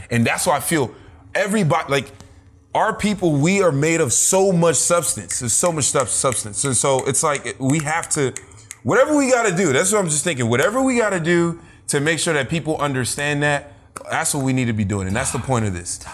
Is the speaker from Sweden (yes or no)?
no; Nigeria; being also Nigerian